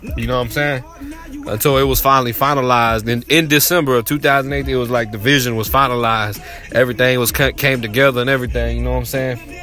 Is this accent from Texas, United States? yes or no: yes; Waco, Texas, United States; I'm from Waco, Texas